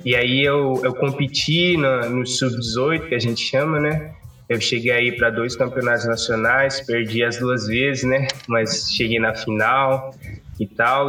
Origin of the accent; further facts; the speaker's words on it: Cape Verde; moved away as an adult; now in Brazil; eu sou de Cabo Verde. Eu amo muito basquete, né? Eu vim para o Brasil só para estudar mesmo